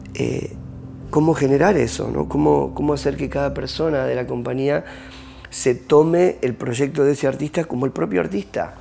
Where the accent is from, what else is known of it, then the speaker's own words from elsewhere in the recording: Argentina; moved away; en mi país